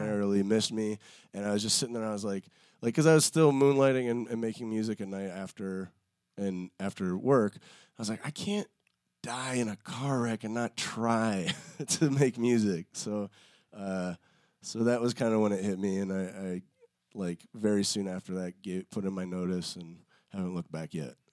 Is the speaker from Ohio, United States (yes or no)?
yes; outside Cleveland, Ohio, United States; moved away; also born or lived in Chicago; I grew up outside Cleveland